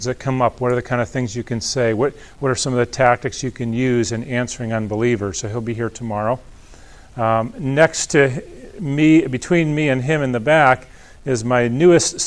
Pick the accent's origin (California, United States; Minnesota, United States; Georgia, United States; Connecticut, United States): Connecticut, United States; moved away as an adult; also born or lived in Philadelphia area, Pennsylvania; now in Pennsylvania, United States; I was born and raised in Connecticut.